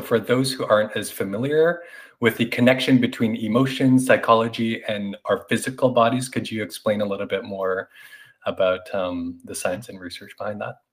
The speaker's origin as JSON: {"language": "English", "country": "Canada", "also_born_or_lived": "New York", "moved": "yes", "said": "coming from an Asian uh, Canadian, but I also identify as Asian American having lived in New York"}